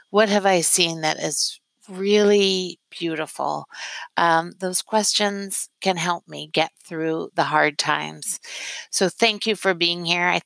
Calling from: Philadelphia, Pennsylvania, United States; I am calling from Philadelphia.

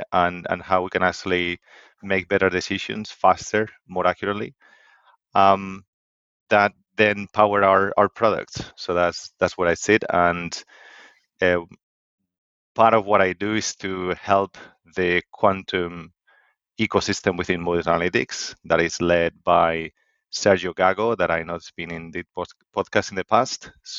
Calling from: Stirling, Scotland, United Kingdom; I'm calling from Scotland, actually. Stirling in Scotland. So it's a small city a bit in between Glasgow and Edinburgh.

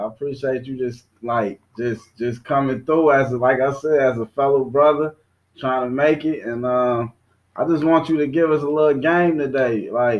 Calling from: Dallas, Texas, United States; I'm calling in from Texas, man. I'm in Dallas right now.

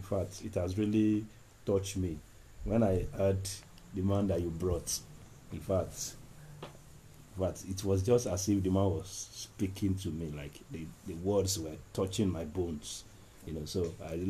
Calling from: Ibadan, Oyo, Nigeria; I'm calling from Bodija.

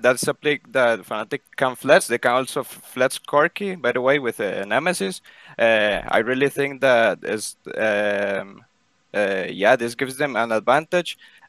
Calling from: Costa Rica; I'm calling from Costa Rica.

